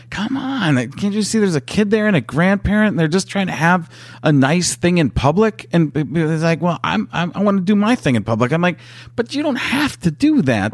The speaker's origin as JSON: {"language": "English", "region": "Midwest", "country": "United States", "tie": "born or raised there", "said": "I grew up in the Midwest"}